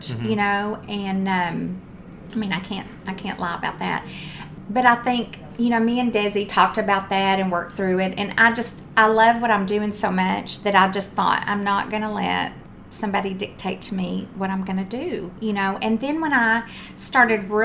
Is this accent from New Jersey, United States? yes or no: no; Texas, United States; I'm from Texas.